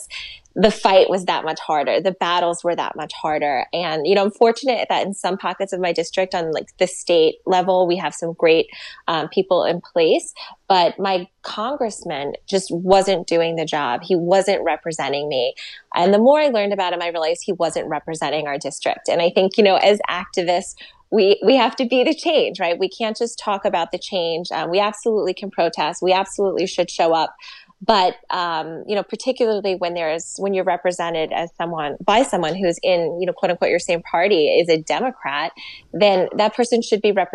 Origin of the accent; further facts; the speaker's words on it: Suffolk County, New York, United States; also born or lived in Queens, New York; now in Nassau County, United States; I grew up in Suffolk